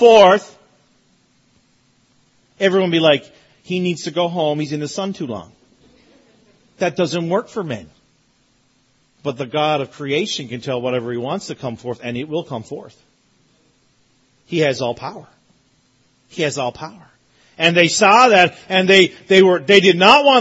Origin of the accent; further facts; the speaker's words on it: Newfoundland and Labrador, Canada; I'm from Newfoundland, so we didn't have AC. Like, we don't need AC. Never gets warm in Newfoundland.